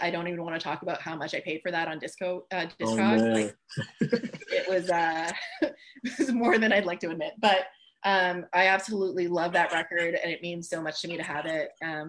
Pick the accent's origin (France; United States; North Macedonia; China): France; first language French; English is a second language; Like I'm French originally, so my first language is French. But I don't have much of an accent, and it's mainly because I just watched so much TV as a kid.